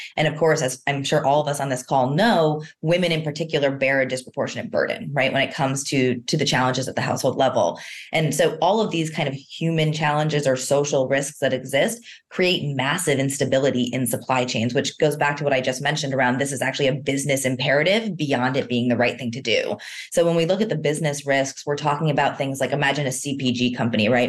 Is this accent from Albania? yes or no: no; East Coast, United States; moved away; although I'm originally from the East Coast, I'm definitely a West Coaster at heart